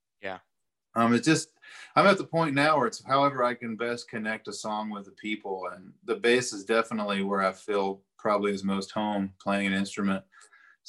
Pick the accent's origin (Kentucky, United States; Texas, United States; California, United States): Kentucky, United States; Eastern; growing up in Eastern Kentucky